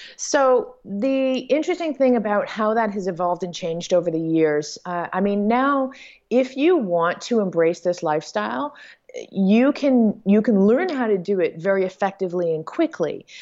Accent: Toronto, Ontario, Canada; moved away as an adult; my hometown of Toronto, Canada.

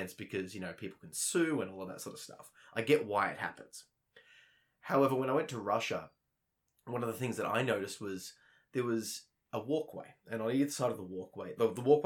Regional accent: Melbourne, Victoria, Australia; I'm used to living and growing up in Melbourne

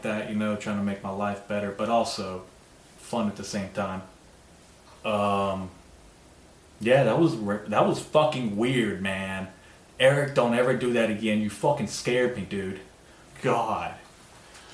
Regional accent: United States; As an American, dude, first generation American

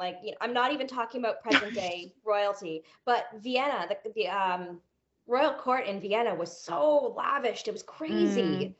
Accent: Canada; I'm barely Canadian.

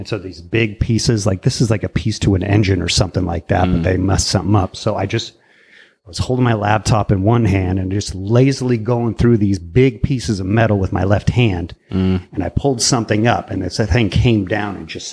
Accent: Martinez, California, United States; also born or lived in Walnut Creek / Concord; Born in Walnut Creek and mostly raised in Martinez.

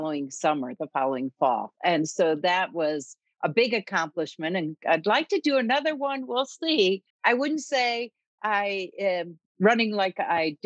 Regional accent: Michigan, United States; moved away as an adult; also born or lived in Maryland; now in Colorado, United States; And so I grew up in Michigan. We raised our family in Maryland, And when we moved from Maryland to Colorado

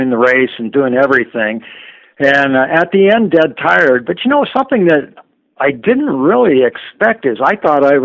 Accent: San Francisco Bay Area, California, United States; I grew up in the San Francisco Bay Area

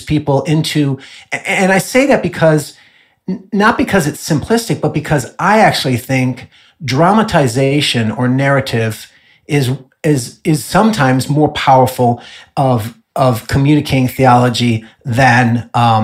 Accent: Illinois, United States; also born or lived in Southern California; now in Dallas, United States; I was raised in Illinois

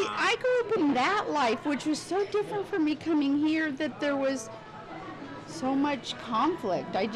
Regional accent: California, United States; I'm from California, born, raised, grew

